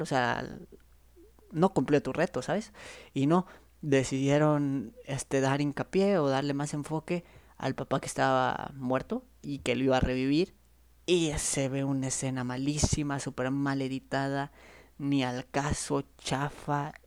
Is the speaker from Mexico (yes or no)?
yes; Chiapas, Mexico; yo soy de Chiapas